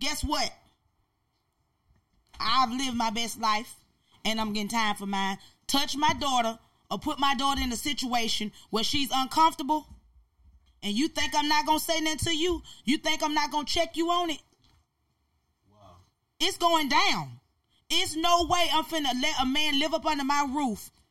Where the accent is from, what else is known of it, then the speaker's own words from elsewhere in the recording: Albany, Georgia, United States; that's my city. That's where I'm from, born and bred